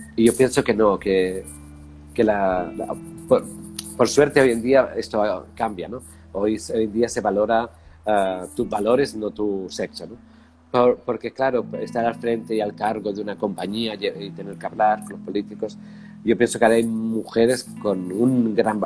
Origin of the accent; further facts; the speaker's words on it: Spain; moved away as an adult; also born or lived in Barcelona / Paris / London / United States; yo soy español